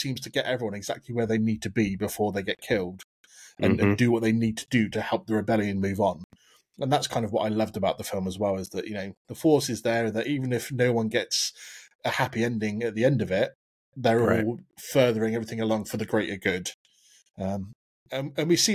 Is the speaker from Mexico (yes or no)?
no; United Kingdom; I'm typical British.